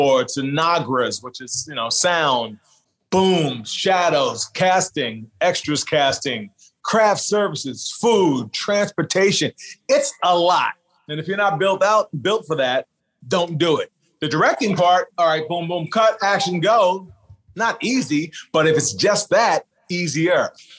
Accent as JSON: {"language": "English", "area": "Long Island", "region": "New York", "country": "United States", "tie": "born or raised there", "said": "I was shooting in my same house that I was born and raised in Long Island."}